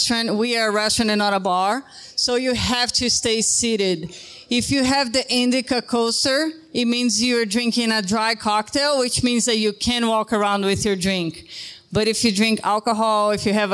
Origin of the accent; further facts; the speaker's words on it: Brazil; now in Ogden, United States; I'm from Brazil